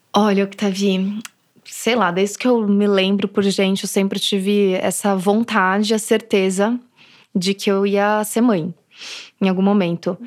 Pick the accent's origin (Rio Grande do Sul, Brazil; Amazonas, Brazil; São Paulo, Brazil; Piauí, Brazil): São Paulo, Brazil; eu sou daqui de São Paulo